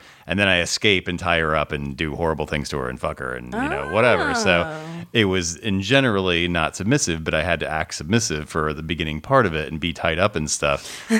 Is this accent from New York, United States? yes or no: no; Indiana, United States; accent: Chicago; also born or lived in Chicago; now in Los Angeles, United States; I just wonder because I grew up in Indiana, but then I lived in Chicago for 14 years, and I definitely have some Chicago accent in certain words. But then I've lived in LA for 12 years